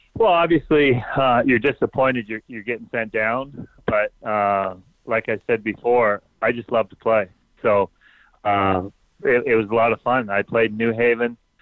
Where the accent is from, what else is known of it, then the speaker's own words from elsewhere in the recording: Ontario, Canada; moved away as an adult; I grew up in Ontario